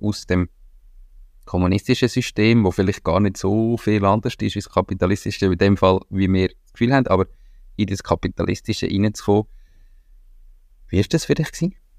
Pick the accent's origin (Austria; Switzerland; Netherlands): Switzerland; als Schweizer